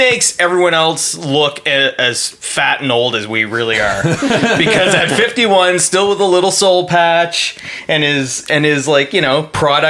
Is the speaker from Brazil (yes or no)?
no; Canada; growing up in Canada in the mid to late 90s